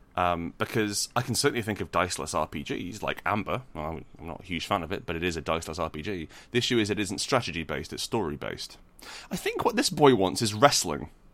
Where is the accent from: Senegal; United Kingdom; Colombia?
United Kingdom; Scotland; I was born in Scotland